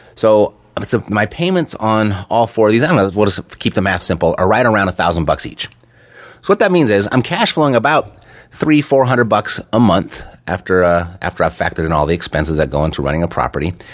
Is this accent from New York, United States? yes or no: no; Los Angeles, California, United States; moved away as an adult; now in Las Vegas, United States; Born and raised in Los Angeles my entire life